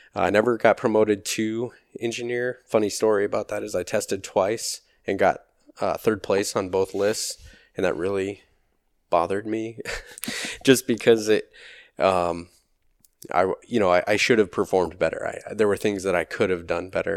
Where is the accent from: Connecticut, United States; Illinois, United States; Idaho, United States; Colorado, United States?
Colorado, United States; Loveland; moved away; also born or lived in Nebraska / Arizona; I grew up in Loveland, Colorado, just south of Fort Collins